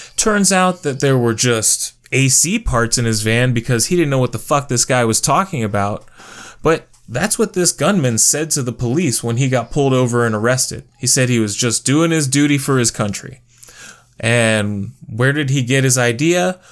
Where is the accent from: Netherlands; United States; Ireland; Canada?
United States